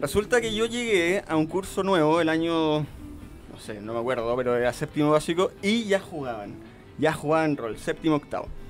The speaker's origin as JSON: {"language": "Spanish", "region": "Coquimbo", "country": "Chile", "moved": "as an adult", "lives_now": "Santiago, Chile", "said": "Yo soy de Coquimbo, ah. me vine a estudiar para Santiago"}